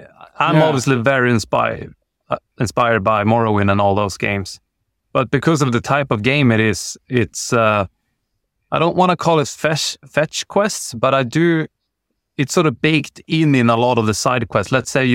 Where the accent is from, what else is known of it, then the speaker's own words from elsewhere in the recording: Sweden; I'm very much inspired by where I grew up in the Swedish outback, and kids, myself included, tend to be quite dicky.